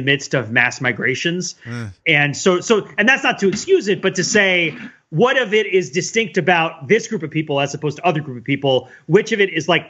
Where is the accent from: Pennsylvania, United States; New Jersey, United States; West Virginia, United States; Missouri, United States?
New Jersey, United States; I grew up in New Jersey